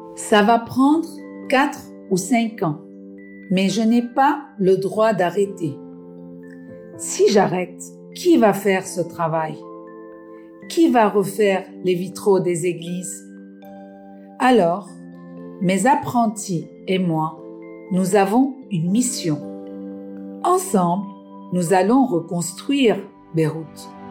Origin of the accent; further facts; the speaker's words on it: Nigeria; moved away as an adult; now in Montreal, Canada; Originally, I'm from Nigeria, and in Nigeria, we speak English alone. But I came to uh, Montreal, Quebec a few months ago